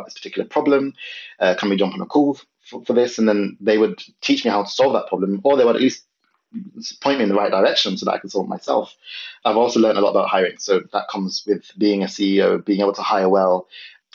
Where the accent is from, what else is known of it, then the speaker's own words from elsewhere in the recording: London, United Kingdom; moved away as an adult; also born or lived in north of England; I'm originally from London.